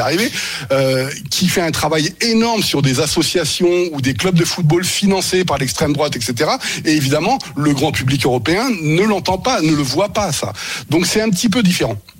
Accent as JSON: {"language": "French", "country": "France", "also_born_or_lived": "Germany", "said": "lorsque j'étais en Allemagne, j'étais victime de discrimination en tant que Français"}